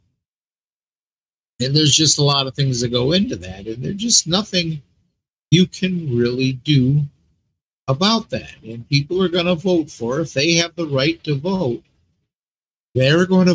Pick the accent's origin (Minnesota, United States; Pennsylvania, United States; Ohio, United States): Minnesota, United States; moved away; I was from Minnesota